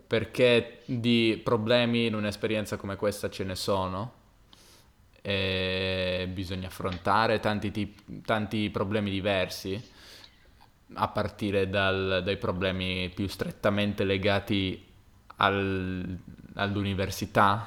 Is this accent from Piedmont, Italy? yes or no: yes; Turin, Piedmont, Italy; moved away; di Torino